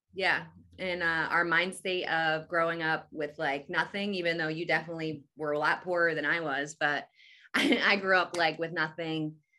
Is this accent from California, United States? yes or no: no; Atlantic City, New Jersey, United States; I'm from Jersey, like, Atlantic City area.